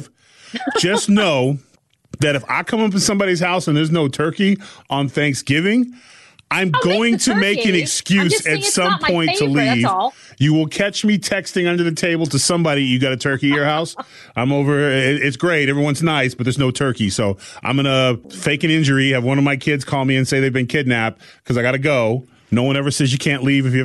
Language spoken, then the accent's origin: English; California, United States; I'm from California